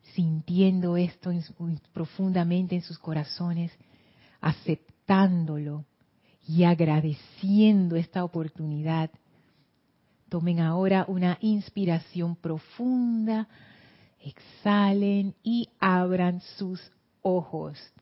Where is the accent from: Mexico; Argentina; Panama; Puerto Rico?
Panama; en Panamá nosotros no nos hacemos lío con las fiestas de otros países